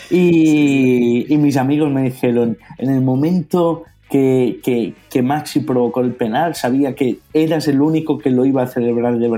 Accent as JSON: {"language": "Spanish", "town": "Rosario", "region": "Santa Fe", "country": "Argentina", "said": "Y dije, eh, vengo de Rosario."}